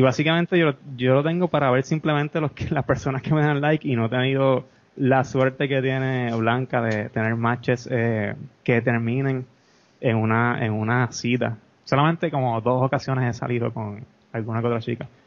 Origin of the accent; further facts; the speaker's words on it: Peñuelas, Puerto Rico; also born or lived in Ponce; soy, soy, soy de Peñuelas.